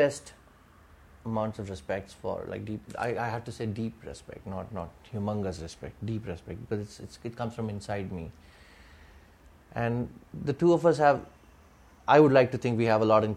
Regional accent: Thanjavur, Tamil Nadu, India; now in Mumbai, India; we are both Tambrams from Thanjavur, you know, Tamilian Brahmins from Thanjavur

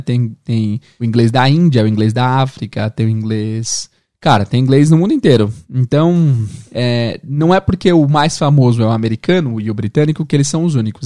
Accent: São Paulo, Brazil; accent: mano paulistano; first language Portuguese; Eu tenho um sotaque mais de mano, assim, mano paulistano

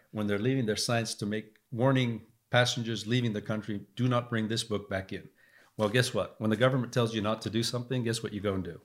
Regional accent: Lebanon; also born or lived in England / California; now in United States; I grew up in Lebanon, uh, and I saw what it was like to be affected by war.

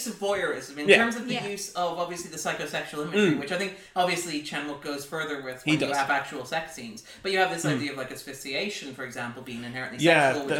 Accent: Ireland; We are Irish

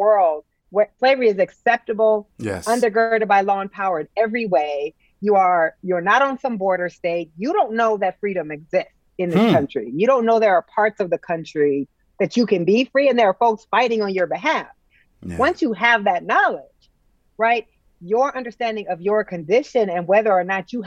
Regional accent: United States; as an American

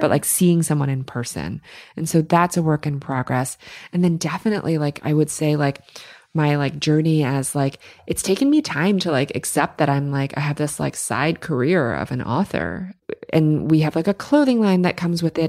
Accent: New York City, New York, United States; growing up in New York City, everything's go, go, go around you all the time

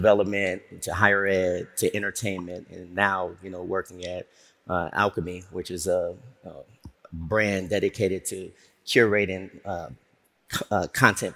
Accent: Chicago, Illinois, United States; also born or lived in Harlem, New York; now in Atlanta, United States; I'm from Chicago, from the crib

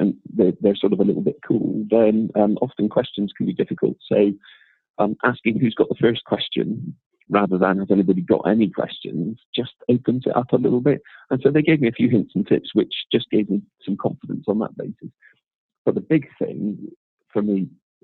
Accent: Bristol, South West England, United Kingdom; accent: Bristolian; also born or lived in London; I can remember trying to drop my accent, trying really, really hard not to sound like I was from Bristol. And then eventually when I became slightly more comfortable with who I was, it appeared

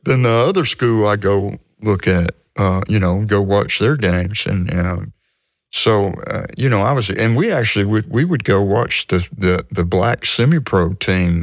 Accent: Hattiesburg, Mississippi, United States; I grew up in Hattiesburg, and the, the high schools were segregated

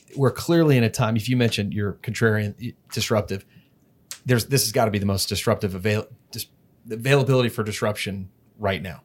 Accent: Dallas, Texas, United States; moved away as an adult; now in Houston, United States; I'm from Dallas

